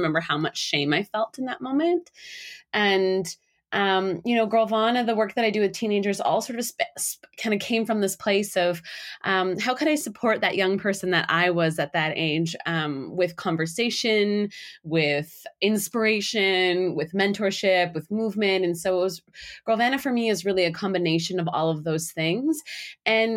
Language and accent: English; Canada; I grew up in Canada